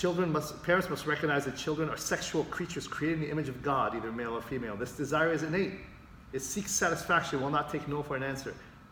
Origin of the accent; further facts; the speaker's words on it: Jordan; moved away; I come from the Middle East, pastor, from Jordan.